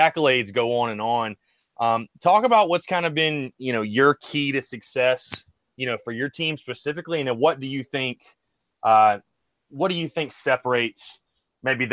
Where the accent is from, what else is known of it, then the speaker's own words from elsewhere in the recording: North Augusta, South Carolina, United States; I'm actually from North Augusta, South Carolina